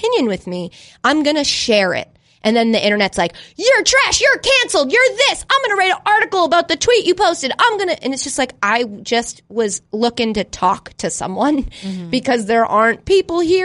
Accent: Northeast, United States; also born or lived in Framingham / Long Island; I grew up in the Northeast

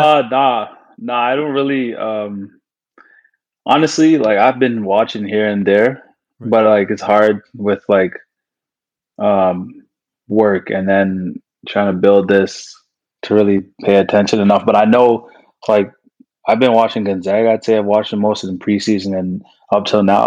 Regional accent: Canada; growing up in Canadian basketball

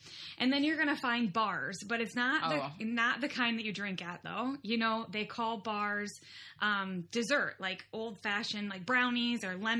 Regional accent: Midwest, United States; accent: Midwestern; I say pop, of course, because of my Midwestern accent.

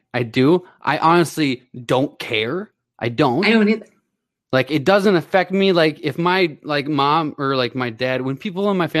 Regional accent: Minnesota, United States; I'm from Minnesota.

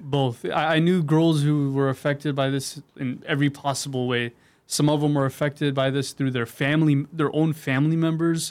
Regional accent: San Diego, California, United States; I grew up all over San Diego, but I'm from North uh, North County right now

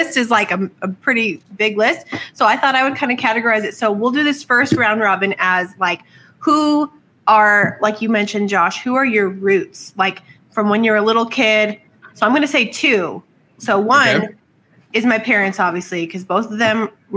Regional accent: Southwest, United States; I'm from the Southwest.

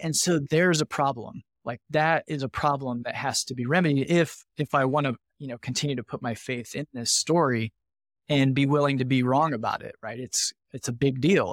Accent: northern Indiana, United States; I grew up in a, a small rural kind of farming manufacturing community in northern Indiana.

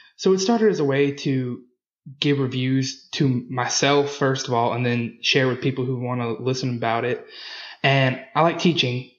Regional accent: Louisiana, United States; I'm from Louisiana.

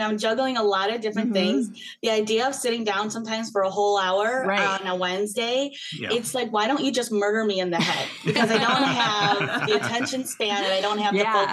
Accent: Michigan, United States; now in Chicago, United States; I grew up in Michigan suburbia

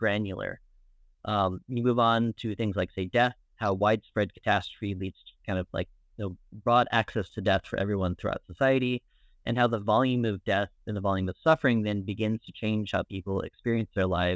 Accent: Phoenix, Arizona, United States; moved away as an adult; also born or lived in Tucson, Arizona / Beirut, Lebanon; now in Dublin, Ireland; I was originally born in Phoenix, Arizona, and went to school at the University of Arizona in Tucson

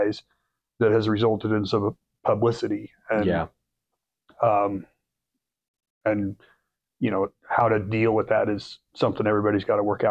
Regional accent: Kansas, United States; I grew up in Kansas

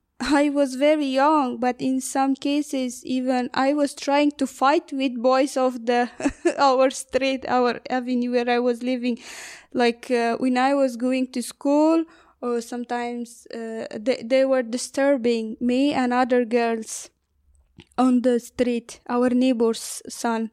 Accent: northern Afghanistan, Afghanistan; English is a second language; moved away as an adult; now in Ireland; I'm from the north part of Afghanistan.

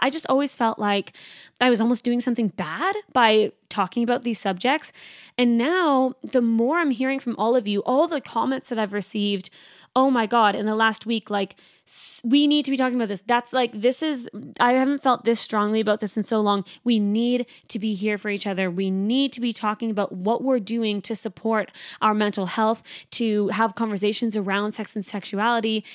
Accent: Canada; now in Sydney, Australia; I'm a Canadian girl.

